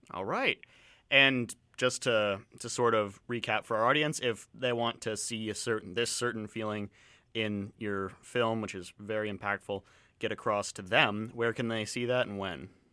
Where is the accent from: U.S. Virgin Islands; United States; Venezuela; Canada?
Canada; London, Ontario; I'm from Southern Ontario